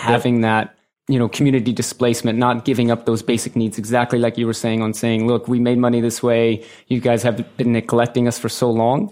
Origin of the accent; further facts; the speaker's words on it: St. Louis, Missouri, United States; moved away as an adult; also born or lived in Manhattan; I grew up in Saint Louis, Missouri, in the Midwest